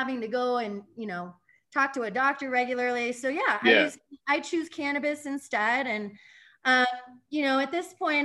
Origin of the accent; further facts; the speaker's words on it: Denver, Colorado, United States; also born or lived in Littleton, Colorado / Boulder, Colorado; I'm actually a Denver native